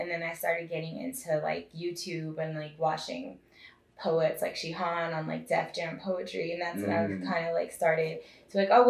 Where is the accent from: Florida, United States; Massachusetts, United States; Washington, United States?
Washington, United States; Seattle; I was actually... Seattle, I guess, is the closest.